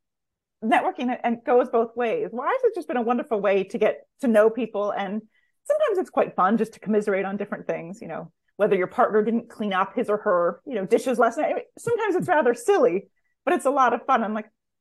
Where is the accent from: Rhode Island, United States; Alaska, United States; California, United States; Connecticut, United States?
California, United States; now in New York, United States; I grew up in California and live in New York